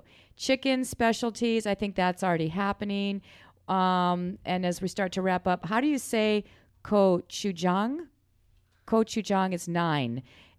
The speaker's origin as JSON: {"language": "English", "region": "South Dakota", "country": "United States", "said": "I'm from South Dakota."}